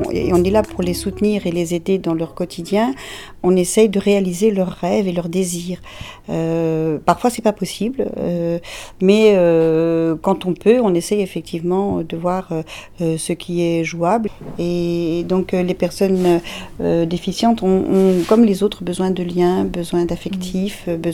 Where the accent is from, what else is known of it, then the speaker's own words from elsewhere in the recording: Marseille, Provence-Alpes-Côte d'Azur, France; je viens de l'Arche à Marseille.